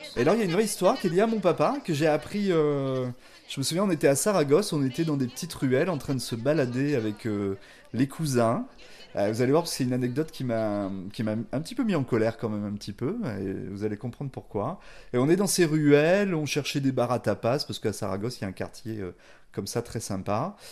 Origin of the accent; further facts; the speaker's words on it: Angoulême, Nouvelle-Aquitaine, France; qui est né à Angoulême